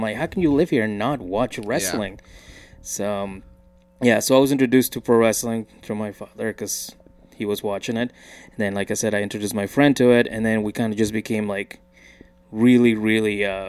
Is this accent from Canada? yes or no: no; Mexico; So, anyways, in Mexico, growing up in Mexico, it's, like... It's just part of the culture.